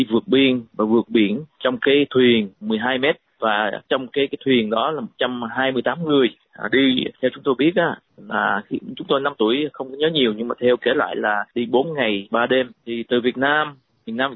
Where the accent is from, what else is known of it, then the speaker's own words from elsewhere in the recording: Sydney, New South Wales, Australia; và tôi ờ, lớn lên ở Sydney à